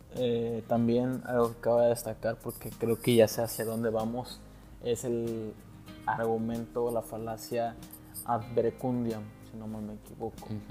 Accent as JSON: {"language": "Spanish", "town": "Monterrey", "region": "Nuevo León", "country": "Mexico", "also_born_or_lived": "Mexico City", "said": "Tú y yo, Mario, somos regios"}